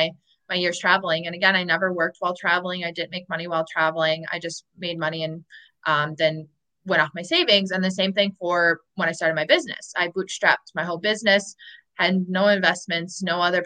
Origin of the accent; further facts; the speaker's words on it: Milwaukee, Wisconsin, United States; moved away as an adult; also born or lived in Chicago, United States; I'll go back home to Chicago or my hometown in Milwaukee